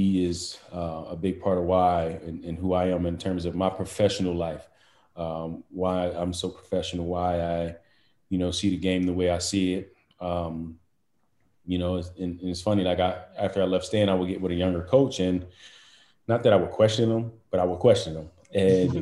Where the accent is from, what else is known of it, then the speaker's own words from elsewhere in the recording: Chester, Pennsylvania, United States; me growing up in Chester